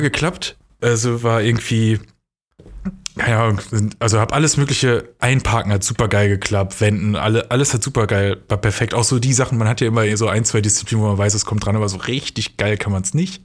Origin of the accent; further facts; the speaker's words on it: near Dortmund, North Rhine-Westphalia, Germany; in NRW, also da in der Nähe von Dortmund, wo ich aufgewachsen bin